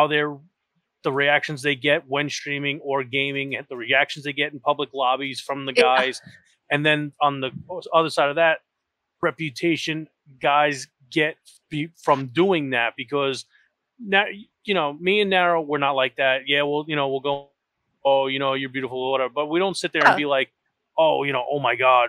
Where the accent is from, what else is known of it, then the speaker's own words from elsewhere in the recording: New York, United States; I am an asshole from New York